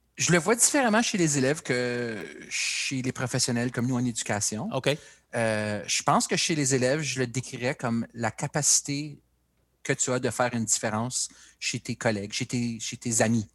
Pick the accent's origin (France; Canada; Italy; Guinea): Canada; Timmins, Ontario; also born or lived in Ottawa; je suis un petit gars du Nord, né, grandi à Timmins